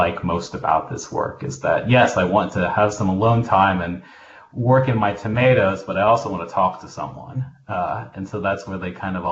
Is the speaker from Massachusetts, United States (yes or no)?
no; Tennessee, United States; now in Illinois, United States; I grew up in Tennessee and spent most of my childhood working with my grandparents on their farm.